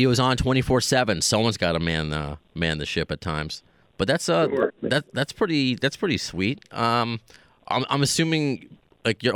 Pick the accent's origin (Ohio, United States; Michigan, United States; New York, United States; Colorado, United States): New York, United States; accent: New York; the New Yorkness comes out